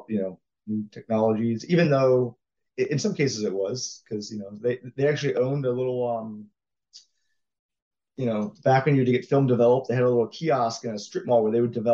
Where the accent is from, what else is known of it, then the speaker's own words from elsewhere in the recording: Jacksonville, Florida, United States; I grew up in Florida in Jacksonville, went to UCF for college